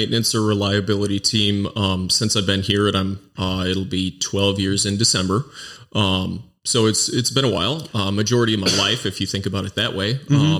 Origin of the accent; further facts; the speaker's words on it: Mount Horeb, Wisconsin, United States; Yeah, I grew up in Mount Horeb, which is a stone's throw away for most of my life. I spent a short time in the southwest corner of Wisconsin and a summer in Colorado, but I've been in Wisconsin for my life